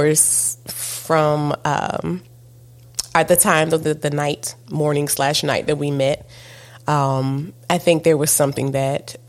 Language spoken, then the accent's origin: English; East Coast, United States; I'm from the East Coast. And, you know, and we're both in the South.